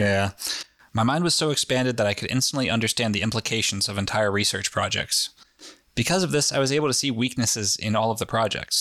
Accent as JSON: {"language": "English", "region": "New England", "country": "United States", "said": "we're from New England, where everyone's fucking jaded about everything."}